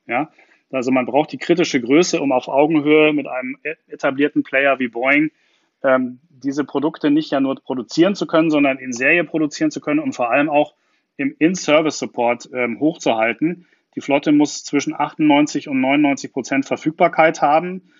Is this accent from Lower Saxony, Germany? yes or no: no; Garmisch-Partenkirchen, Bavaria, Germany; now in Berlin, Germany; als gebürtiger Garmischer